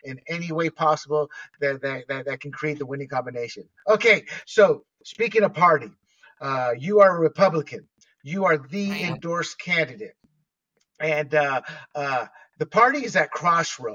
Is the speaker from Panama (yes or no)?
yes; Panama; now in California, United States; Being born and raised in Panama